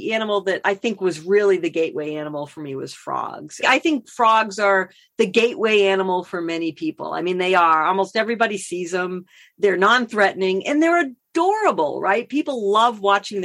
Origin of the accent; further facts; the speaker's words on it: Massachusetts, United States; also born or lived in Boston; now in Northern California, United States; I grew up in Massachusetts